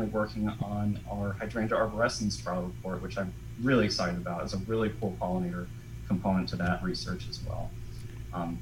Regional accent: Connecticut, United States; moved away as an adult; also born or lived in Vermont; I grew up in Connecticut

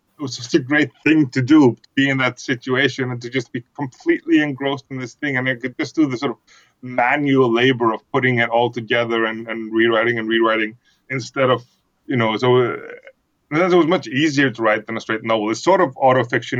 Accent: Iceland; English is a second language; I'm from Iceland

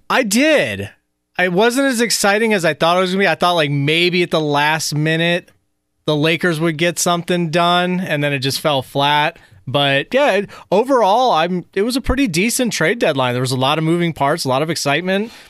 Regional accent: New Jersey, United States; moved away; also born or lived in Washington, D.C. area; I was born in New Jersey.

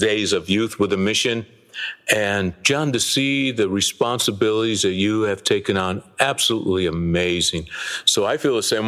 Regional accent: Detroit, Michigan, United States; I was a boy growing up in Detroit

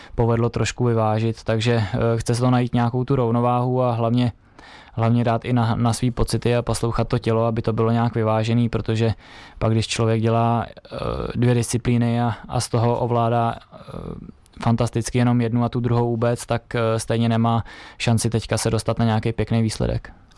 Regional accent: Lomnice nad Popelkou, Liberec Region, Czechia; u nás v Lomnici nad Popelkou, tam, kde jsem vyrůstal

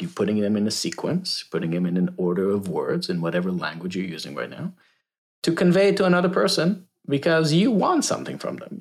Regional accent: Israel; moved away as an adult; now in United States; I am originally from Israel, so I moved to the States twelve years ago. So born and raised in Israel

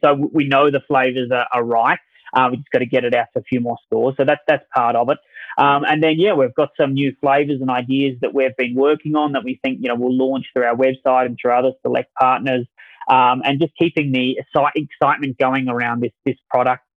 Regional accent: Adelaide, South Australia, Australia; accent: Australian; moved away; my accent um, is from Australia, so that, that's really my, my background. I was um, born in Australia, a town called Adelaide, South Australia, a beach town. I did my marketing degree there at college

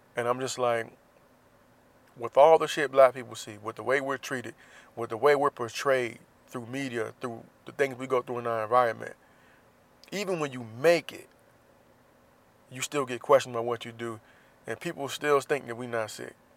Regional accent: Jacksonville, Florida, United States; moved away; my hometown, Jacksonville, Florida

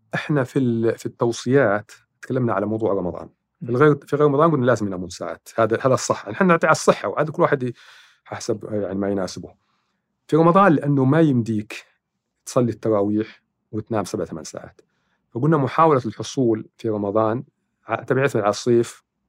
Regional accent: Saudi Arabia; عندنا في السعوديه

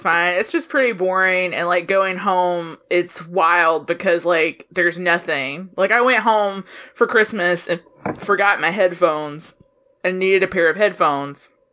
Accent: Soperton, Georgia, United States; moved away; I'm from Soperton, Georgia, which is a super small town in South Georgia

